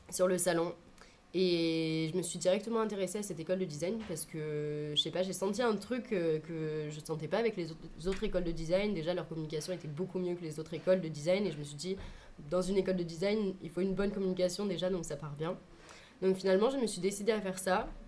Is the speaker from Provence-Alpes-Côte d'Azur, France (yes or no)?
yes; Avignon, Provence-Alpes-Côte d'Azur, France; also born or lived in Lyon / Sisteron; J'ai beaucoup déménagé quand j'étais jeune. je suis née à Lyon, j'ai déménagé à Avignon, ensuite à Sisteron et ensuite re à Avignon.